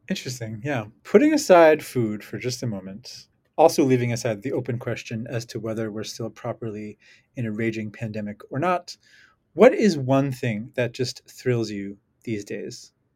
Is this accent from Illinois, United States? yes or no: no; New York, United States; I'm from New York